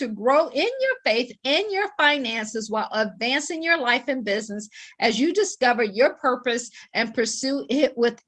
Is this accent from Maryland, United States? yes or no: no; Akron, Ohio, United States; moved away as an adult; also born or lived in Washington, D.C. / Baltimore / Boston / Pittsburgh; I am from Akron, Ohio. I always joke and say I grew up shy, sheltered, and in church basically 6 days a week